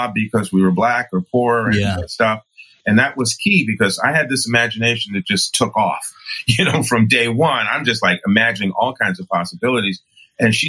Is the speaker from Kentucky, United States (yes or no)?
no; New York City, New York, United States; I'm an African-American male who was born and raised in New York City